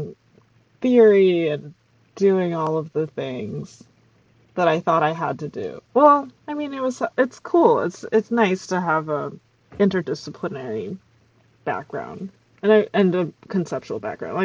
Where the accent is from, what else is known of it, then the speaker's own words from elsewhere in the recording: Rockville, Maryland, United States; I grew up in Rockville, Maryland.